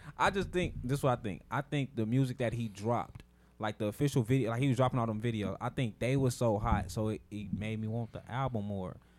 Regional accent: West Coast, United States; growing up on the West Coast

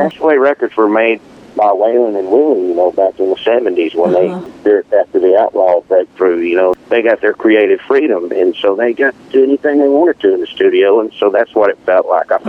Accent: Beaumont, Texas, United States; born or raised there

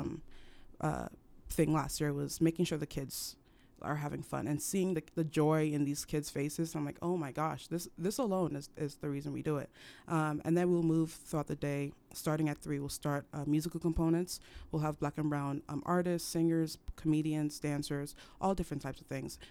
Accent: Cameroon; now in United States; I was raised in Cameroon

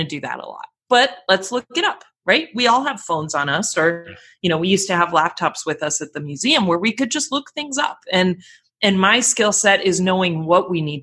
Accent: Colorado, United States; moved away as an adult; also born or lived in Glasgow, Scotland; now in Los Angeles, United States; I grew up in Colorado

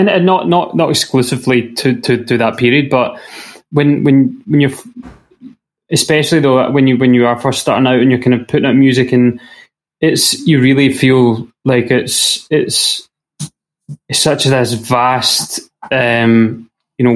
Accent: Scotland, United Kingdom; a kind of family proud association with being Scottish

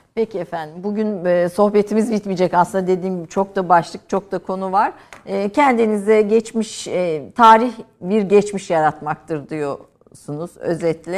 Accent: Kayseri Province, Turkey; bir Kayserili olarak kaldım

